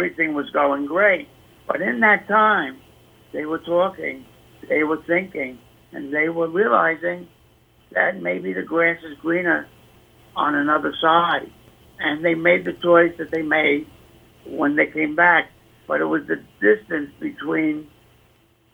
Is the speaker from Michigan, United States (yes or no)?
no; New York City, New York, United States; I grew up in the Bronx, and I talk a certain way